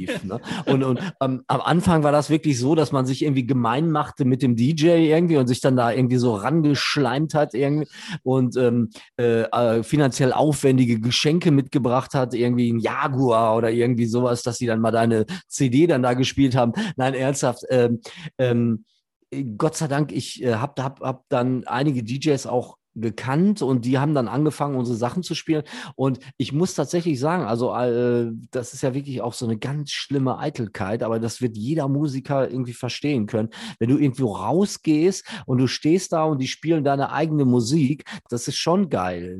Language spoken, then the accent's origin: German; Gelsenkirchen, North Rhine-Westphalia, Germany; ich bin in Gelsenkirchen groß geworden